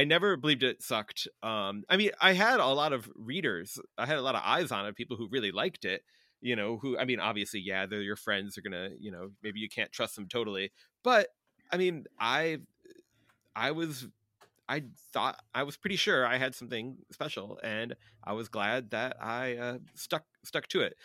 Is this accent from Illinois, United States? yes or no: yes; Chicago, Illinois, United States; I'm a Chicagoan